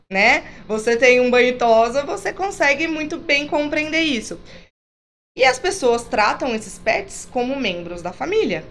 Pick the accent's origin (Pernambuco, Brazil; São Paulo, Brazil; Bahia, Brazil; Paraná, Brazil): São Paulo, Brazil; Campinas; Criada em cidade de interior, sou de Campinas, mas com família em cidade de interior